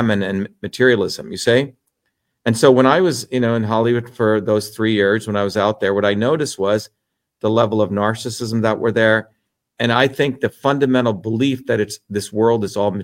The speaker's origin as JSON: {"language": "English", "country": "India", "tie": "born or raised there", "also_born_or_lived": "New Jersey", "moved": "yes", "said": "I grew up in India"}